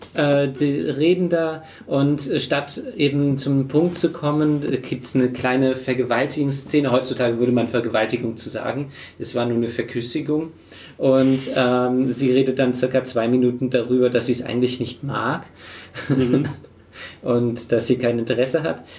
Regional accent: Germany; als Deutscher

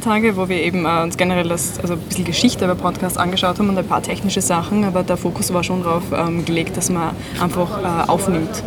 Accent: Styria, Austria; moved away as an adult; now in Vienna, Austria; ich komme ursprünglich aus der Steiermark, wohne seit drei oder vier Jahren jetzt schon in Wien

